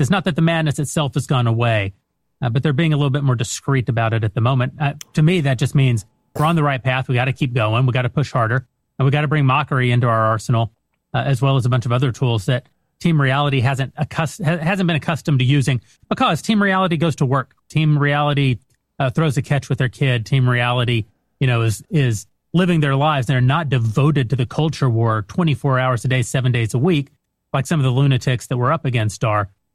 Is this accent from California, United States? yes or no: no; West Texas, United States; I'm from West Texas